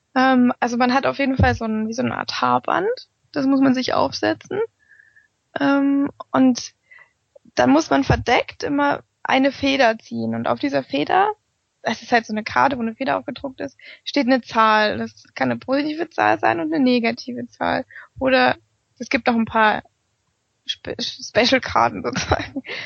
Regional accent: Germany; bei uns in Deutschland

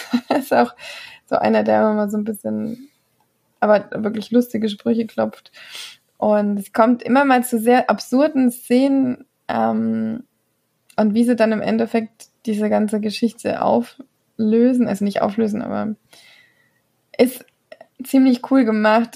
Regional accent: Germany; now in Belgium; Und Flämisch kann man tatsächlich als Deutscher ziemlich gut lesen

